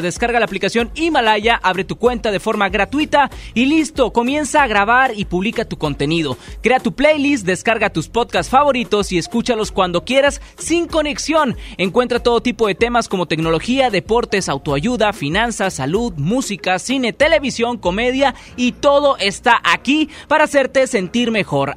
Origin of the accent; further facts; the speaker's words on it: Monterrey, Nuevo León, Mexico; nací aquí en Monterrey